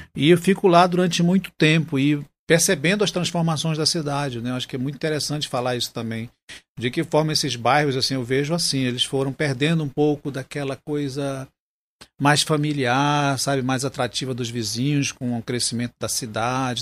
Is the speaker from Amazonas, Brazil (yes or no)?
yes; Manaus, Amazonas, Brazil; A minha infância foi muito interessante na Duque de Caxias, né? naquelas quebradas da Duque, que tinha lá o quintal da Dona Lindalva, aqueles quilombolas da Praça 14